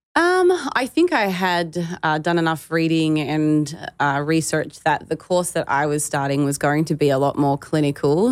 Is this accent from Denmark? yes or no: no; Australia; being a female growing up in Australia